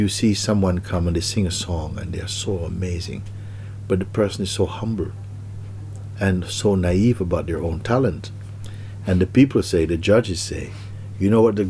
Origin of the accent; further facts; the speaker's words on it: Jamaica; moved away; growing up in Jamaica